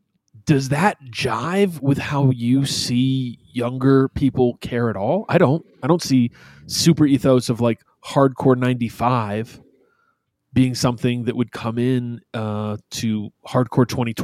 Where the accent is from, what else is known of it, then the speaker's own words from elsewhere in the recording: Albany, New York, United States; I grew up in Albany.